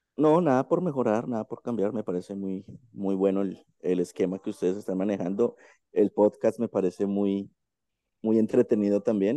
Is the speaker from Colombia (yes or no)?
yes; Colombia; aquí en mi país